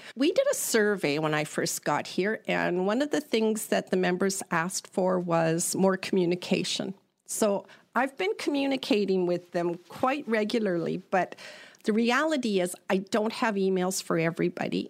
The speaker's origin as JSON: {"language": "English", "town": "Prince George", "region": "British Columbia", "country": "Canada", "tie": "born or raised there", "also_born_or_lived": "Delta / Vancouver", "moved": "yes", "lives_now": "Parksville, Canada", "said": "I grew up in Prince George"}